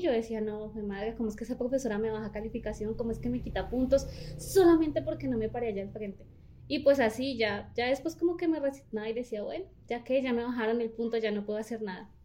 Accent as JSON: {"language": "Spanish", "town": "Líbano", "region": "Tolima", "country": "Colombia", "tie": "born or raised there", "said": "inicialmente nací en el Líbano"}